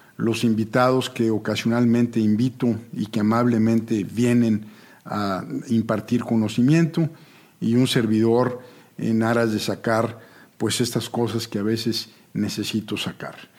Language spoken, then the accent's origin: Spanish; Monterrey, Nuevo León, Mexico; yo nací en Monterrey, soy el mayor de una familia de comerciantes